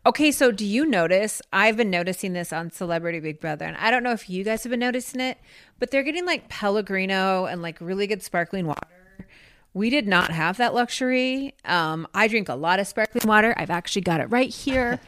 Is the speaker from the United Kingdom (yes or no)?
no; Grand Rapids, Minnesota, United States; in my hometown, the ruby slippers were stolen from the museum I used to work